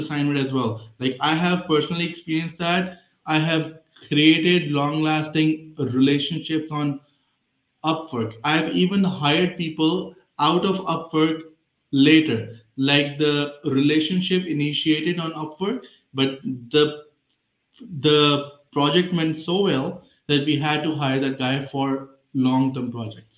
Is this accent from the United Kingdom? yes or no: no; Pakistan; moved away as an adult; now in United States; my hometown is Pakistan